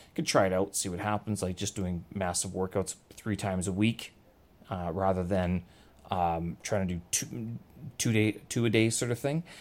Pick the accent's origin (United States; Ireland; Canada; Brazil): Canada; I'm Canadian, and my intro is all about the Prime Minister of the country where I hail from